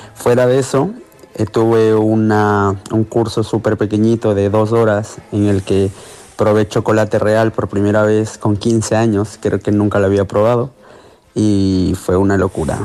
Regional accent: Ecuador; moved away as an adult; also born or lived in Barcelona, Spain

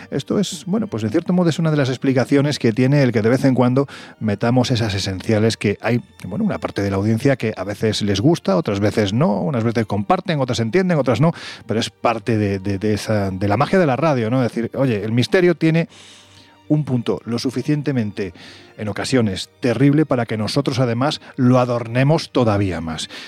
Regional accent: Andalusia, Spain; yo soy andaluz. Los andaluces somos un poquitín supersticiosos.

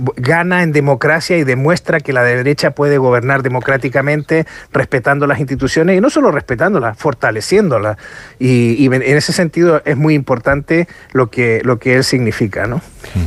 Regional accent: Los Lagos, Chile; está en la región de los lagos, de donde yo soy originario

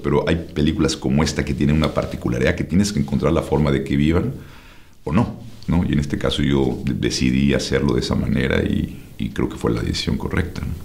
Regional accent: Mexico City, Mexico; moved away; Los que nacimos en México nos decimos, nos dicen chilangos

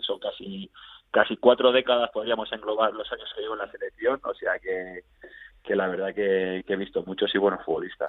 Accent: Andorra; also born or lived in Barcelona, Spain; yo nací en Barcelona porque mi madre era de un pueblecito al lado de Barcelona, Gabá, mm. y bueno, mi padre por motivos laborales ya, ya estaba aquí en Andorra, ¿no? O sea que mm. a los dos meses de edad, dos, tres meses, ya es mi primera toma de contacto con Andorra, o sea que yo he crecido aquí

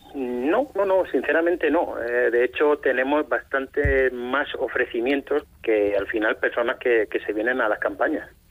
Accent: Cartagena, Region of Murcia, Spain; yo soy de Cartagena

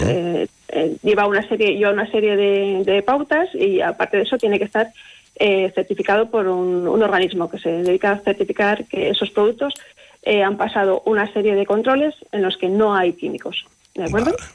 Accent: Castile and León, Spain; moved away as an adult; now in Aguilar de Campoo, Spain; Yo soy de un, pueblo pequeñito de la provincia de Burgos

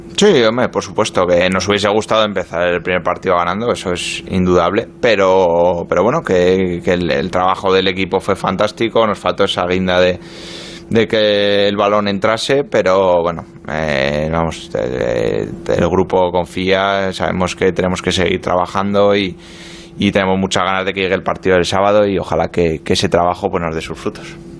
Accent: Pamplona, Navarre, Spain; moved away as an adult; also born or lived in Marseille, France; now in London, United Kingdom; me fui muy joven de Pamplona, me fui con 20 años de Osasuna, viví, dos años en Francia, en Marsella y bueno, pues ya llevo nueve

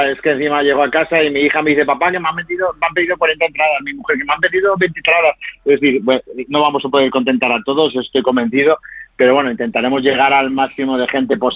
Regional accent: Barbastro, Aragon, Spain; somos de Barbastro

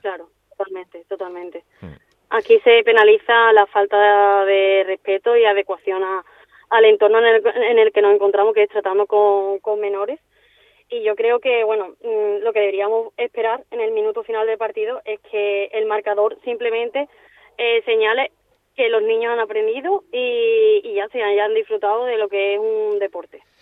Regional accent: Seville, Andalusia, Spain; moved away as an adult; now in Palma de Mallorca, Spain; soy de Sevilla y, bueno, actualmente pues me encuentro en Palma de Mallorca

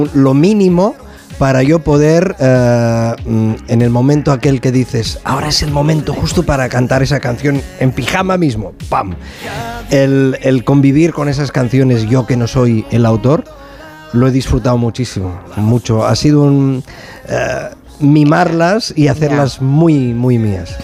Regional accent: Sabadell, Catalonia, Spain; yo soy de Sabadell

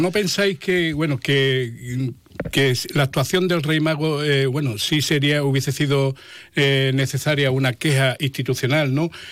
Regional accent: Jerez de la Frontera, Andalusia, Spain; yo vivo Jerez, soy de Jerez

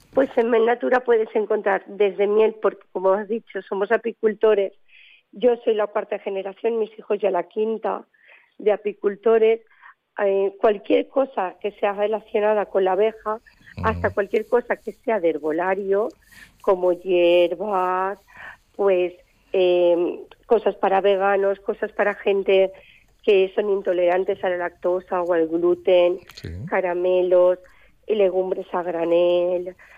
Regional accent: Alzira, Valencian Community, Spain; de mi pueblo, de aquí en Cira

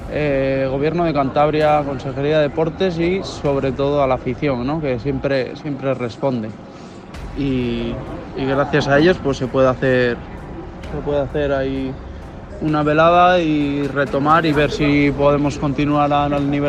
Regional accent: Argentina; Somos argentinos y los argentinos nos sobra de los huevos.

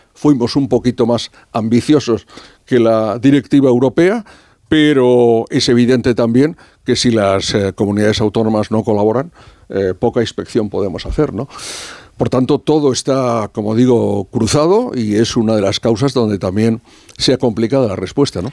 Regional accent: Spain; como español

